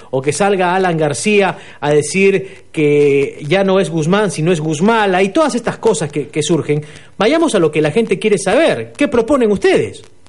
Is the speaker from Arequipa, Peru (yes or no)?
yes; Arequipa, Peru; yo soy de Arequipa